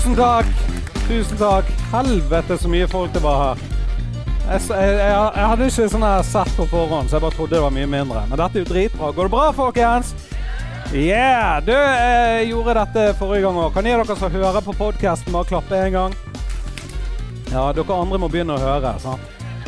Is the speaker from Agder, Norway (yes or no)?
no; Bergen, Vestland, Norway; jeg kommer fra Fyllingsdalen